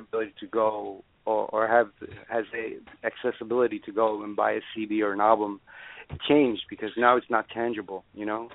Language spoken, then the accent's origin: English; New York City, New York, United States; moved away as an adult; also born or lived in Cuba; now in Miami, United States; I grew up in New York, and like you said before, I did grow up around a very musical family